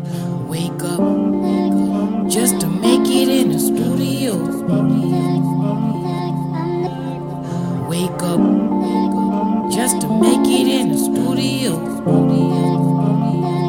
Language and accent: English; Chicago, Illinois, United States; also born or lived in Kenya / Homewood-Flossmoor suburbs; I was born in Kenya, which is East Africa, and I moved to Chicago when I was 4, and I lived in Roseland, 107th and King Drive